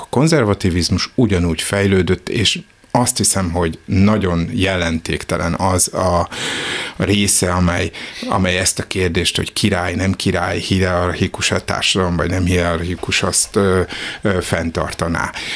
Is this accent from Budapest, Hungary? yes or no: yes; Budapest, Hungary; én Zuglóban nőttem föl